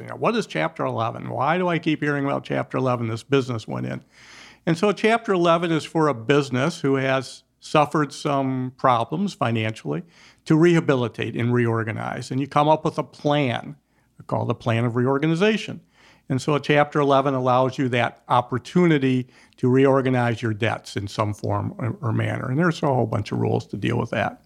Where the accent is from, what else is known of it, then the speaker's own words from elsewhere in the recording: Detroit, Michigan, United States; I'm a Detroiter. I've been grow, I grew up there